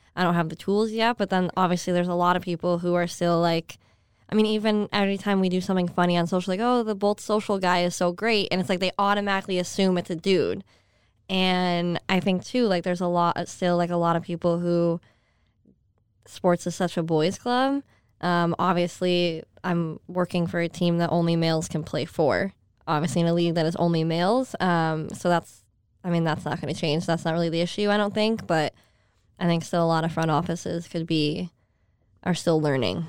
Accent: Skaneateles, New York, United States; moved away as an adult; also born or lived in San Jose, California; now in Florida, United States; I grew up in a town called Skinny Atlas.

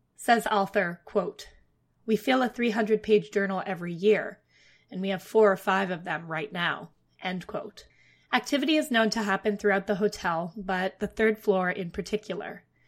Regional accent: Ottawa, Ontario, Canada; moved away; I'm from Ottawa, the capital of Canada

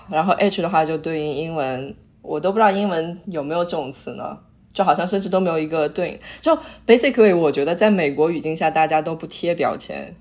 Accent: China; 我们中国人

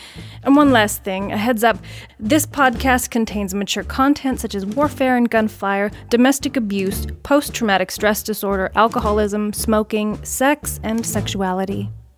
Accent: Independence, Kansas, United States; also born or lived in southern Alberta, Canada; I was born in southern Alberta to parents of European descent. I grew up in Independence, Kansas

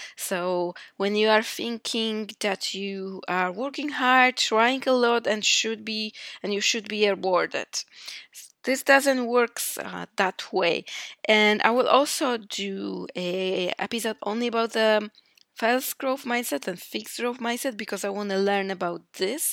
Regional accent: Poland; moved away as an adult; now in Iceland; I am from Poland.

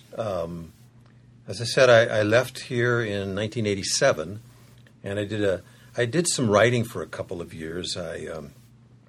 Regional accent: Concord, California, United States; moved away as an adult; now in San Diego, United States; I grew up in Northern California in East Bay, and Concord is where I grew up

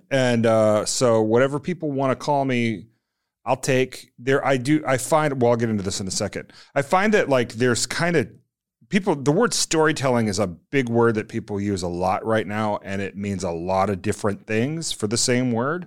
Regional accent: Virginia, United States; moved away as an adult; also born or lived in Washington, D.C.; I grew up in Virginia

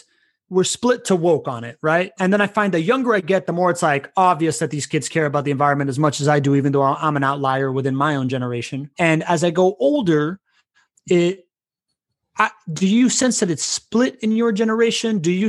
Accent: Miami, Florida, United States; moved away; I grew up in Miami.

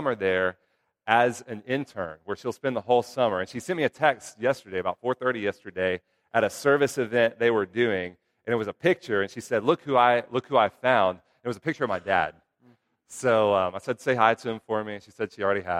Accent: Houston, Texas, United States; I grew up in Houston

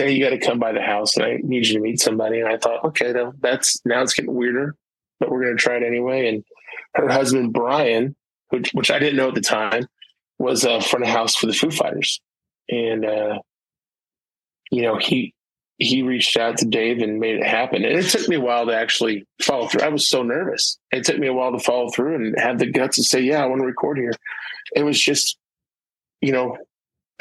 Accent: Springfield, Illinois, United States; moved away; my hometown, Springfield, Illinois

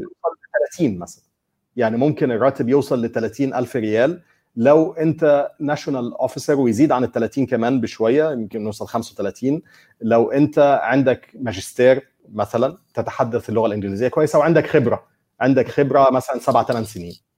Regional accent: Egypt; انا مثلا كمصري

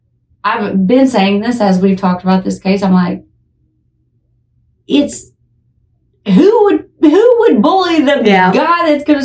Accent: Tennessee, United States; I think considering we're from Tennessee, I would guarantee you probably don't pronounce it that way.

